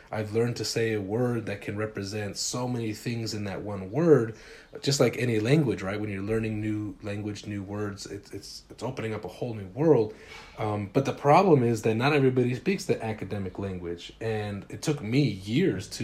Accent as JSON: {"language": "English", "town": "Salt Lake City", "region": "Utah", "country": "United States", "tie": "born or raised there", "also_born_or_lived": "Los Angeles, California", "said": "So it's a working class neighborhood on the west side of Salt Lake City, Utah"}